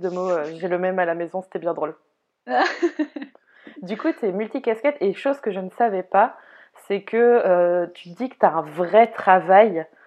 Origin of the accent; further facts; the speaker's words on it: Brittany, France; moi, la bretonne